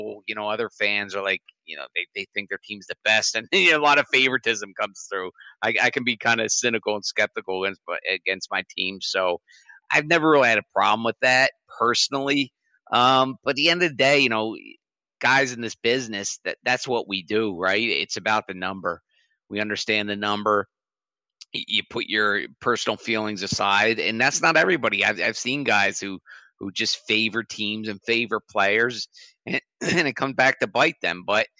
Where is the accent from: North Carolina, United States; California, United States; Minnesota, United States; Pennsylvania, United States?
Pennsylvania, United States; Philadelphia; I'm from Philadelphia.